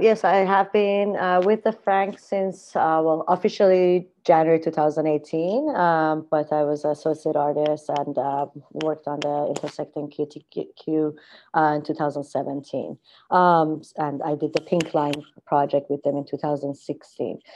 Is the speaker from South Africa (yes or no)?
no; Iran; moved away as an adult; also born or lived in Spain; now in Vancouver, Canada; I was born in Iran, and I grew up in a very artistic family